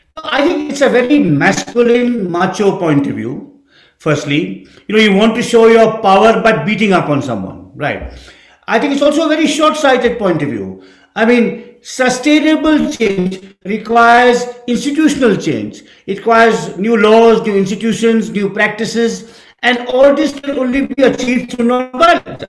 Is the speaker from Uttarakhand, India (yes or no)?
yes; Dehradun, Uttarakhand, India; moved away as an adult; also born or lived in Delhi / Kolkata; I grew up in Dehradun